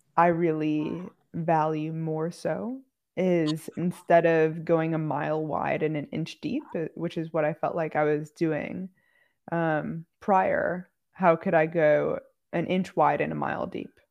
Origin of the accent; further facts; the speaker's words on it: outside Chicago, Illinois, United States; I grew up outside Chicago